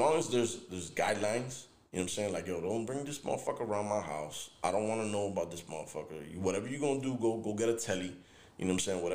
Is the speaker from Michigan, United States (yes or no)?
no; Miami, Florida, United States; I'm from Miami